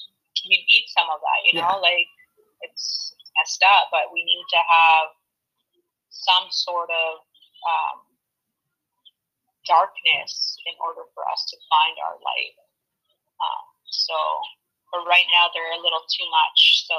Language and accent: English; Ontario, Canada; Ontario, I'm from Ontario, and they're in lockdown.